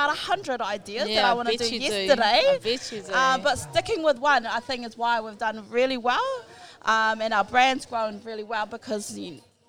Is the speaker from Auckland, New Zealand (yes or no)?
yes; Auckland, New Zealand; first language Māori; English is a second language; moved away as an adult; now in Ahipara, New Zealand; born and bred in West Auckland. Te reo Māori was my first language at Punareo, kura kaupapa. Lived as Māori of a life as you can in the city.